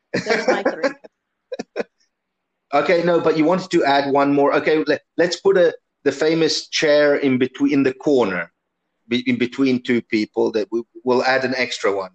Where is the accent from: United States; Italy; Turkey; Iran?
Italy; now in South Africa; I grew up in Italy